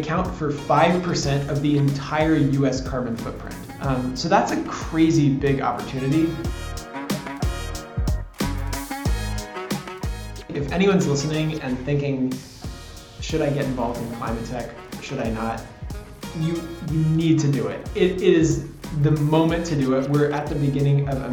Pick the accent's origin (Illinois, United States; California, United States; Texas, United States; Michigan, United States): California, United States; San Francisco; I grew up in San Francisco